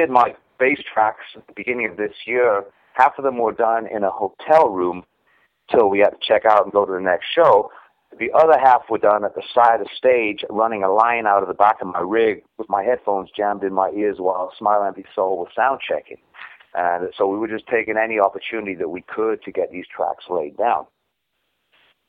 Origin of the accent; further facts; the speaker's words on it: Newcastle upon Tyne, North East England, United Kingdom; now in United States; A place called Newcastle in England that's known only really for beer.